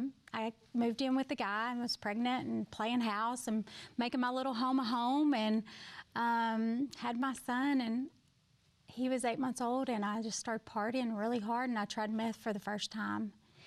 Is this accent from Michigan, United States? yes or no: no; Kirby, Arkansas, United States; Yeah, so I grew up in a very small town called Kirby, Arkansas. There were 32 in my graduating class. So super small.